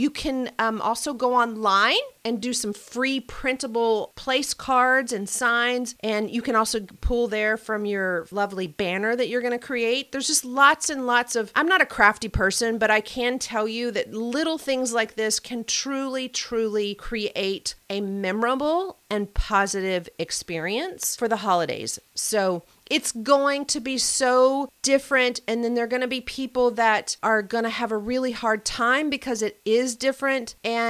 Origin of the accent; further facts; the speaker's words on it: the South, United States; I don't know if it's because I'm from the South or what